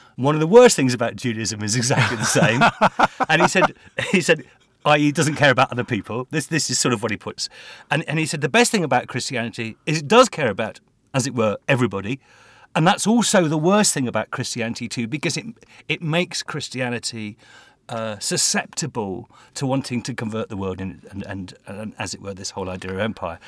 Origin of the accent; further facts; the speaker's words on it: England, United Kingdom; as an Englishman